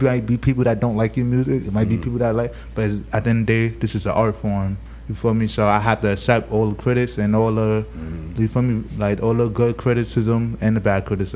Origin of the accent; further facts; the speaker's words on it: New York City, New York, United States; I'm from Brownsville. Oh, but you feel me, I've been all over Brooklyn, but I really originate from Brownsville.